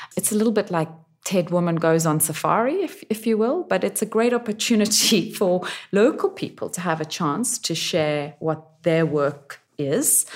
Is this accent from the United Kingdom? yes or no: no; Zimbabwe; moved away; also born or lived in New York / South Africa; My home country, Zimbabwe